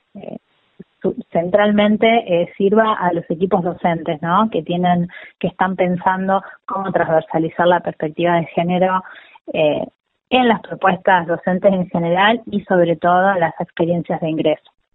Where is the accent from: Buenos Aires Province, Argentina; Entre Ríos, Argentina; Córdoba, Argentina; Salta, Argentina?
Buenos Aires Province, Argentina; América; now in La Plata, Argentina; Yo soy de América, Rivadavia. Es una localidad de la provincia de Buenos Aires que limita con, La Pampa